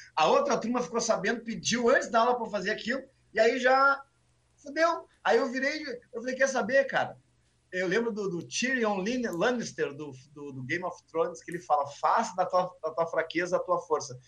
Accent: Porto Alegre, Rio Grande do Sul, Brazil; eu sou da Vila, eu moro no Sarandi ainda

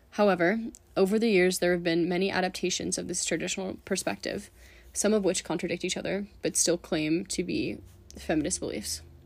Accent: San Francisco, California, United States; moved away as an adult; now in Boulder, United States; I'm originally from San Francisco, California, and moved to Boulder to go to school

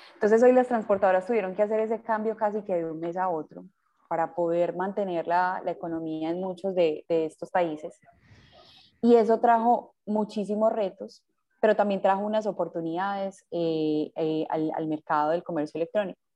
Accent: Medellín, Antioquia, Colombia; yo soy de Medellín, nací en, Medellín.

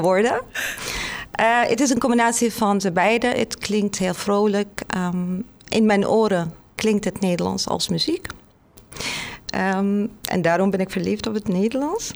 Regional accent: Damascus, Damascus Governorate, Syria; Dutch is a second language; moved away as an adult; now in Netherlands; ik kom uit Syrië, uit Damascus, de hoofdstad om mhm. precies te zijn

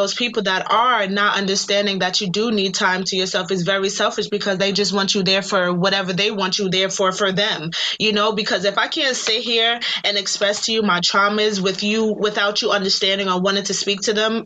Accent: New York City, New York, United States; also born or lived in Manhattan / Staten Island; raised in Brooklyn for like 19 years of my life.

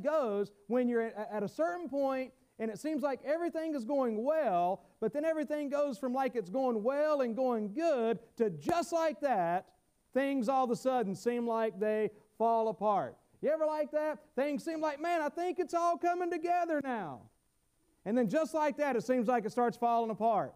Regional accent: the South, United States; accent: southern; my southern accent

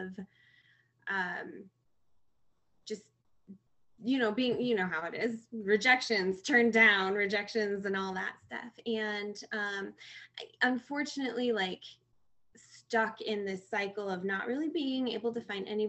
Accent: Michigan, United States; moved away as an adult; now in California, United States; I am originally from Michigan and have moved out to California for the last 4 years now

